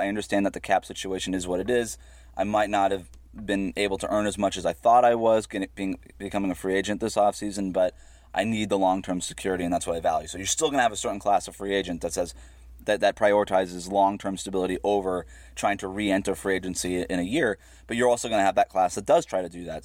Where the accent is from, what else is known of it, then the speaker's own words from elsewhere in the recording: Florida, United States; I was born and raised in Florida